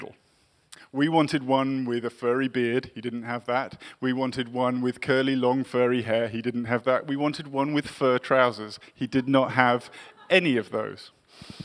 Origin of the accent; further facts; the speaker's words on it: England, United Kingdom; also born or lived in Massachusetts; I grew up in England in the 1980s